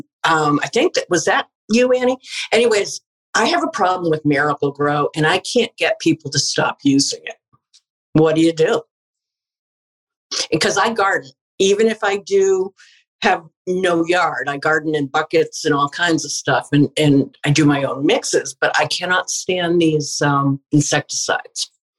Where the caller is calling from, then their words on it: Massachusetts, United States; I'm coming in from Massachusetts, actually. I'm Jillian's mom. And I just moved back to Western Mass, which is like my favorite place in the world.